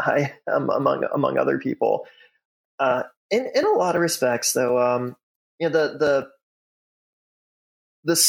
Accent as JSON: {"language": "English", "area": "Chicago suburbs", "region": "Illinois", "country": "United States", "tie": "born or raised there", "moved": "as an adult", "lives_now": "Louisiana, United States", "said": "I'm born and raised in the Chicago suburbs"}